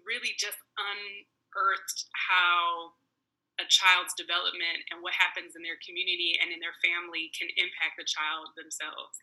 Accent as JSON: {"language": "English", "town": "Detroit", "region": "Michigan", "country": "United States", "tie": "born or raised there", "also_born_or_lived": "Virginia", "said": "a person growing up in Detroit with a Black family"}